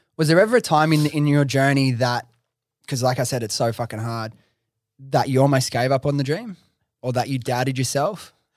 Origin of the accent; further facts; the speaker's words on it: Sydney, New South Wales, Australia; I'm from Western Sydney, Liverpool